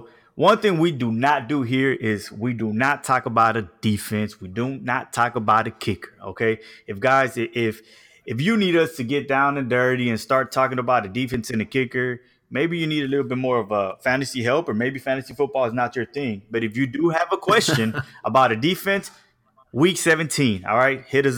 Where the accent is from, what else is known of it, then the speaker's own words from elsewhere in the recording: Houston, Texas, United States; even though I'm from Houston